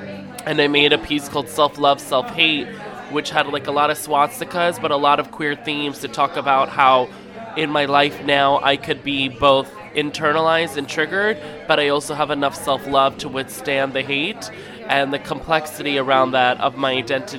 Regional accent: New York City, New York, United States; I'm a Mizrahi heritage. You know, my family is of Yemenite Jewish heritage. And growing up in New York City in a lot of Mizrahi Sephardic spaces

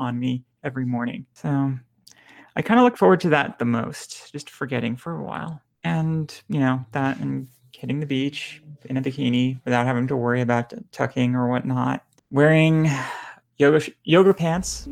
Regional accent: Lebanon; now in Houston, United States; I'm bi trans Lebanese

